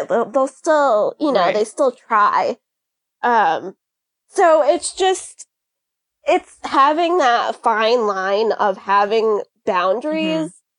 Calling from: Connecticut, United States; I am in Connecticut in the United States.

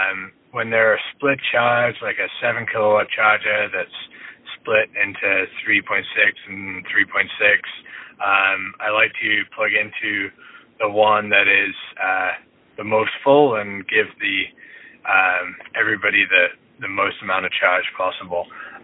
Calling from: Vancouver, British Columbia, Canada; I'm calling from Vancouver, Canada.

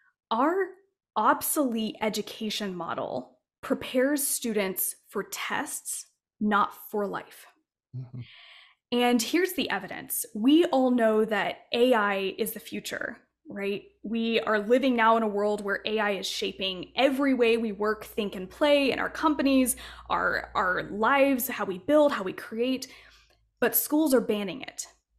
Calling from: Asheville, North Carolina, United States; Yes, for sure. Well, I'm in Asheville, North Carolina, so I'm on the East Coast.

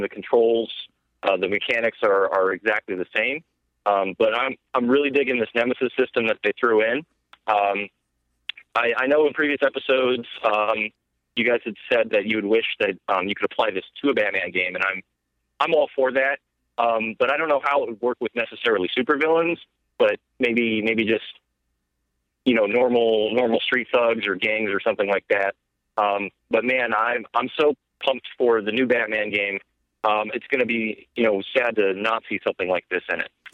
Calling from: South Carolina, United States; I'm calling from South Carolina

